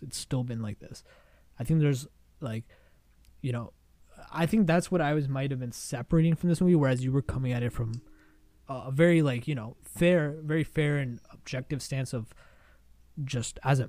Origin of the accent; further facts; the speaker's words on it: India; I'm Indian, and I want more people to learn about my culture and my country.